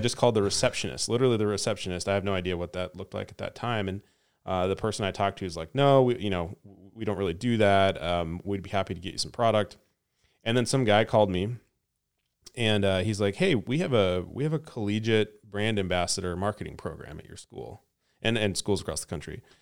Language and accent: English; Lewiston, Idaho, United States; I grew up in Idaho, northern Idaho, in a little town called Lewiston.